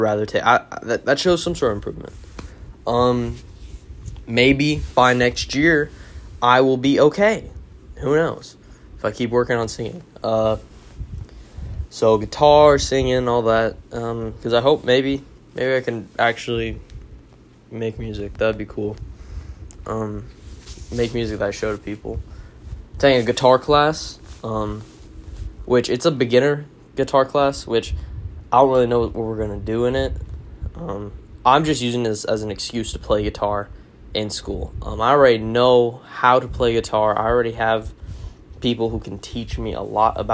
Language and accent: English; Arizona, United States; I am from the West, Arizona, obviously